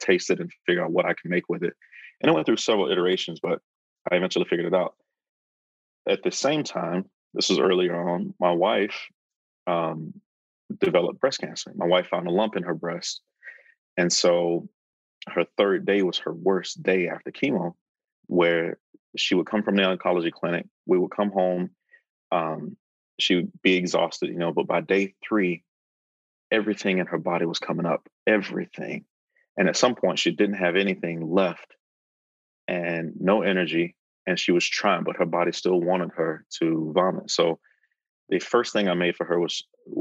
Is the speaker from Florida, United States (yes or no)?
yes; Fort Pierce, Florida, United States; moved away as an adult; Growing up in Fort Pierce, Florida